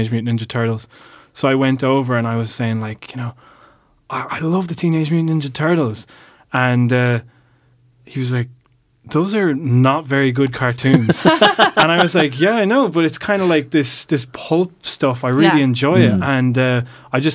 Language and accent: English; Ireland; being an Irish animator and having the studio here